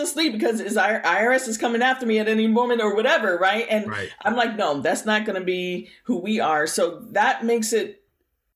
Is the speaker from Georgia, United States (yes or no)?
no; Bay Area, Lake County, California, United States; also born or lived in Berkeley, California; now in Santa Rosa, United States; when I was a kid, I grew up in the Bay Area. I actually was born down near Berkeley, California. Okay. And my parents moved me and my brother up to the country in Lake County